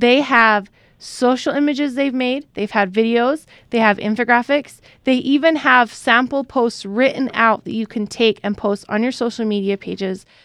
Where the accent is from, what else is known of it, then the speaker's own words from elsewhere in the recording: Utah, United States; we're from Utah, which is mostly white